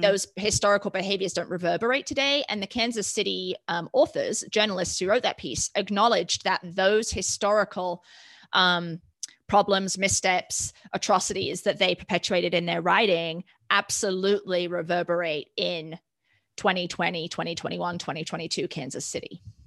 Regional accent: United Kingdom; now in United States; growing up in the United Kingdom

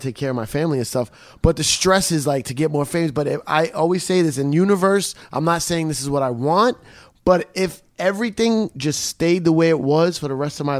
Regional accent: Long Island, New York, United States; I lived in Long I went to high school in Long Island.

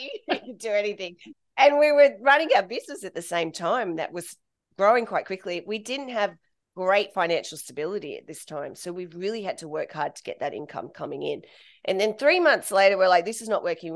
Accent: Australia; moved away as an adult; also born or lived in United Kingdom / Ireland / Bangkok; being Australian, we're part of the British Commonwealth

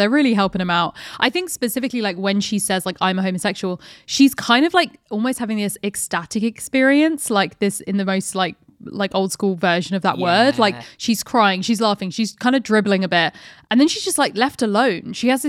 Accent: France; born there; my mother got married in pants and I was born in France.

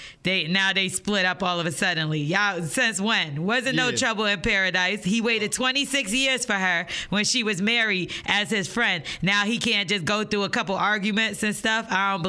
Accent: New York City, New York, United States; I'm from Brooklyn and I know that scheme and scam.

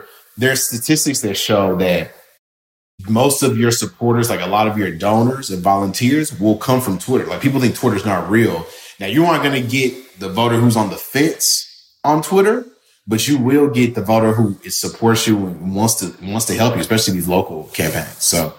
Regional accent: Memphis, Tennessee, United States; they're basically establishing an office in Memphis. And so I'm from Memphis, and just, you never know who you're talking to late at night.

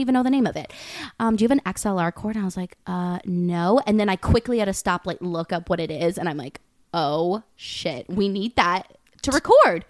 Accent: Westchester, New York, United States; also born or lived in London; I am, um, from Westchester, New York. I grew up in New York. Fun fact, I lived in London for, like, four years of my life when I was younger

